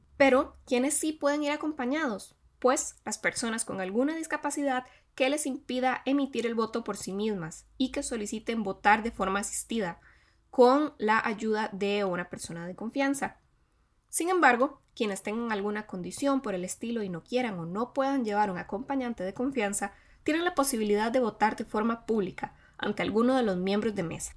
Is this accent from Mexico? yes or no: no; Costa Rica; las y los costarricenses iremos a las urnas